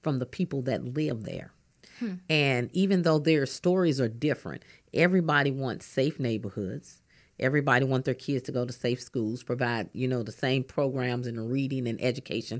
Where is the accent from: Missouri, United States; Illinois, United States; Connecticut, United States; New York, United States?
Missouri, United States; St. Louis; I grew up in North St. Louis.